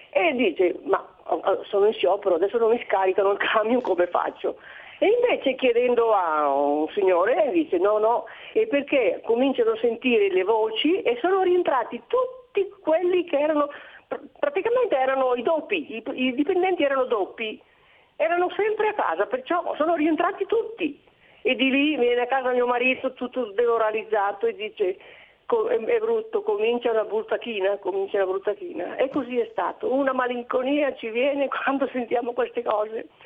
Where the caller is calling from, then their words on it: Monza, Lombardy, Italy; Buongiorno … di Monza.